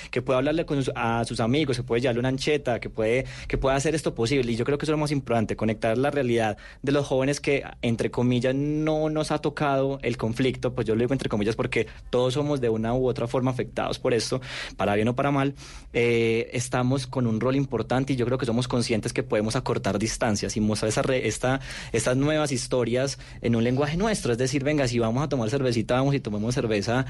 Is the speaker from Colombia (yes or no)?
yes; Medellín, Antioquia, Colombia; now in Bogotá, Colombia; yo que soy de Medellín